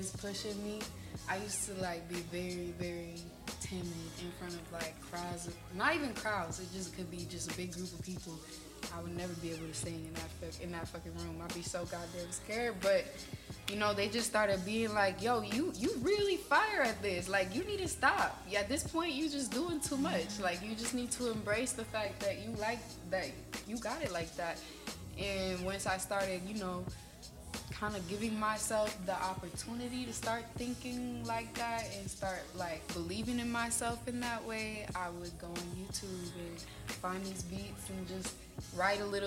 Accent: Fond du Lac, Wisconsin, United States; moved away as an adult; also born or lived in Green Bay, Wisconsin; now in Atlanta, United States; I'm originally from Fond du Lac, Wisconsin. It's a small ass little city out there up north. It's really not too much going on up there, but you know, I lived there my whole life

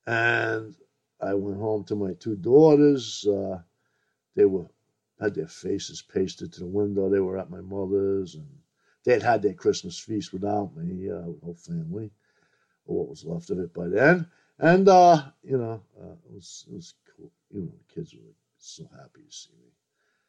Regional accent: New York City, New York, United States; I grew up in Brooklyn

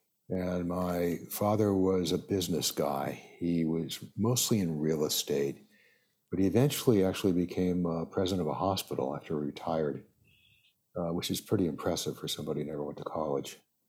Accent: Los Angeles, California, United States

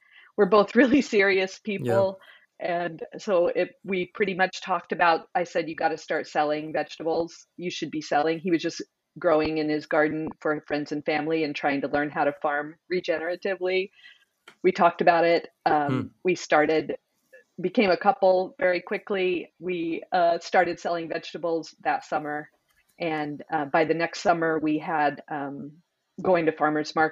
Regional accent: Illinois, United States; I moved back to my small town that I grew up in Illinois

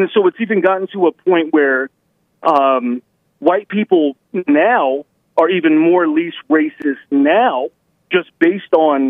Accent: Roswell, New Mexico, United States; born there; so I was born in Roswell, New Mexico.

